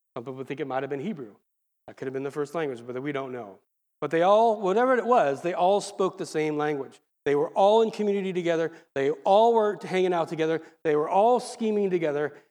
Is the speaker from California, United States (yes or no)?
yes; Lake Forest, California, United States; I grew up in El Toro, Mission Viejo area, Lake Forest now, they changed the name